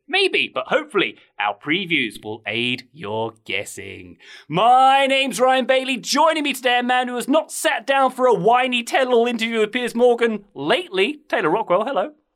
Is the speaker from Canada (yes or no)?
no; England, United Kingdom; I am an Englishman with a strong affinity for the US